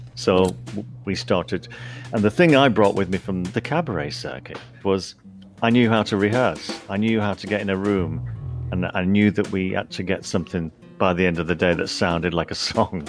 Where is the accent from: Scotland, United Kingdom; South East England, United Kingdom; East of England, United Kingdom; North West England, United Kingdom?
North West England, United Kingdom; St Helens; I grew up in St Helens. It's halfway between Liverpool and Manchester, in the northwest of England